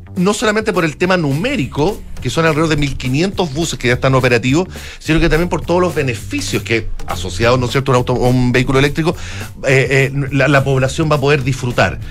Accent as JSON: {"language": "Spanish", "country": "Chile"}